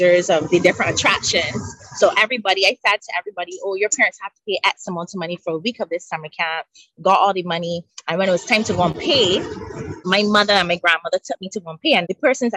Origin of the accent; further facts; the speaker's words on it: Barbados; I grew up in Barbados, 166 square miles.